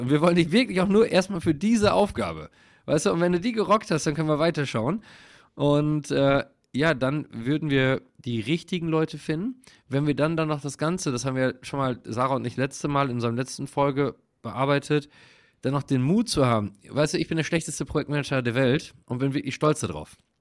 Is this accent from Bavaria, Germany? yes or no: no; Münsterland, North Rhine-Westphalia, Germany; ich bin halt so im Dorf groß geworden und das, im Münsterland